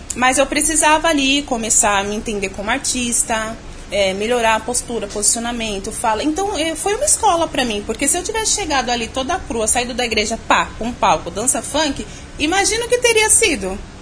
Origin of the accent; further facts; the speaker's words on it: São Paulo, Brazil; eu sou de São Paulo mesmo, nascida e criada aqui, capital. Eu sou ali da Zona Leste de São Paulo, ali Vila Alpina